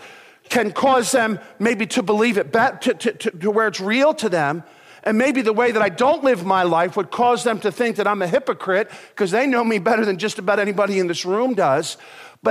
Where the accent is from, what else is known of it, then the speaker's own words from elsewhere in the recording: United States; I'm an American